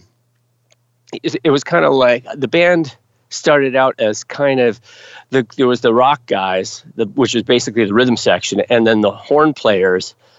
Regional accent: United States; I'm an American

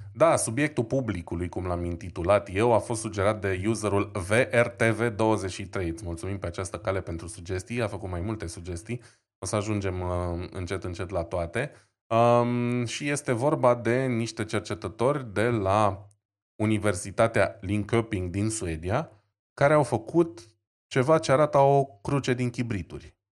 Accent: Romania; suntem și români

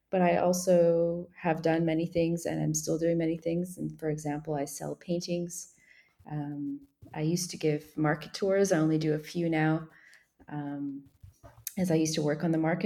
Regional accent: Montreal, Quebec, Canada; moved away as an adult; also born or lived in Provence, France; now in Mollégès, France; Well, I'm from Montreal. I'm actually English from Montreal

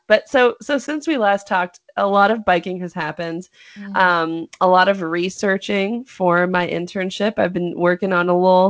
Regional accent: North Carolina, United States; Kakalaki, baby. I am from North Kakalaki, if anyone asks

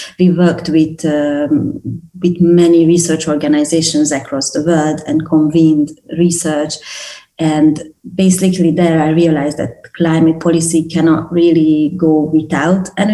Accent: Hungary; coming from Hungary

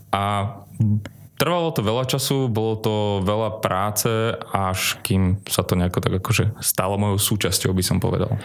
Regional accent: Bytča, Žilina Region, Slovakia; moved away as an adult; also born or lived in Bratislava; pochádzam z Bytča, ja som študoval vlastne na našom gymnáziu, 8-ročnom

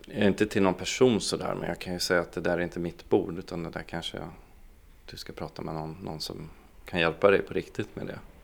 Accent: Piteå, Norrbotten County, Sweden; also born or lived in Boden, Sweden; jag är egentligen från Boden från början, från en liten by där, där jag växte upp och flyttade när jag var tio år då till Piteå

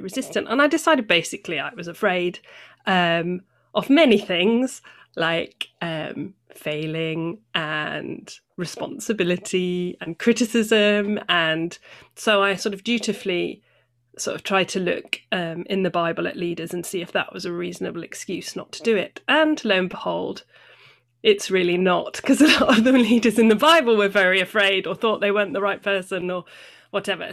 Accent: North Devon, South West England, United Kingdom; moved away as an adult; also born or lived in near Bristol / Acton, London; now in Bristol, United Kingdom; I was born near Bristol, and then when I was about nine, I moved to North Devon. So I grew up in the country

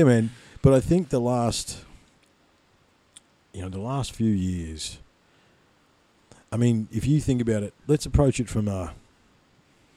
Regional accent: Ballarat, Victoria, Australia; moved away; I grew up in Victoria, man, right? Yep. I'm originally from Ballarat.

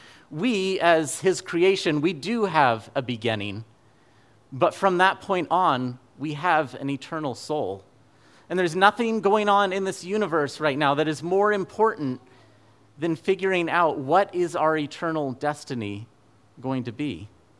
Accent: Fairbanks, Alaska, United States; Now, I grew up in Fairbanks, Alaska, so by December 21st, it had already been winter for several months.

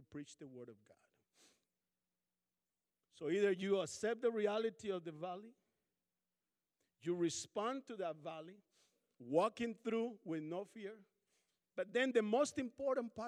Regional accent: Colombia; now in Kansas, United States; I'm from Colombia, South America.

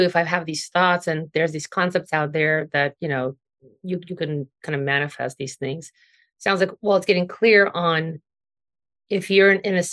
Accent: Ukraine; now in United States; growing up in Ukraine, and then we came here

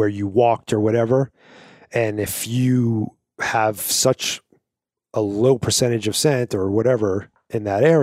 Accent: New York, United States; moved away as an adult; when I grew up in New York

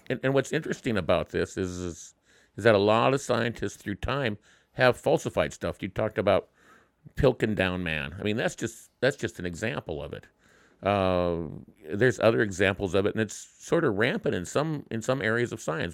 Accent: Wyoming, United States; my home state

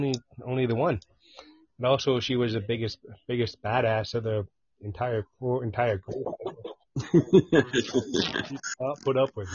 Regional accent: London, Ontario, Canada; From London, Ontario.

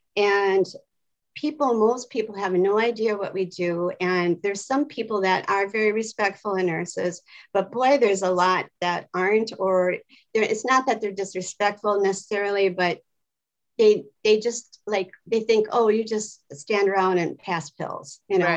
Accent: Wisconsin, United States; moved away as an adult; now in Los Angeles, United States; I'm originally from Wisconsin my whole life, and I came out here 12 years

